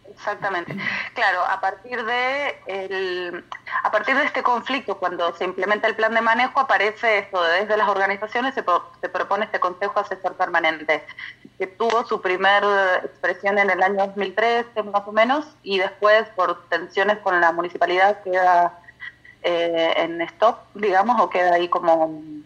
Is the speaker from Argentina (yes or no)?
yes; Patagonia, Argentina; now in Paraná Delta, Argentina; soy patagónica, entonces también vengo de otras zonas geográficas